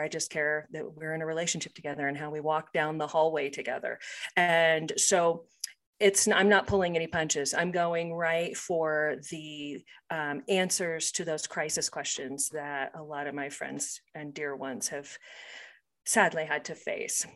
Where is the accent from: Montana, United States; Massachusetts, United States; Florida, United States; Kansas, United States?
Kansas, United States; Topeka; now in Colorado, United States; I grew up in Topeka, Kansas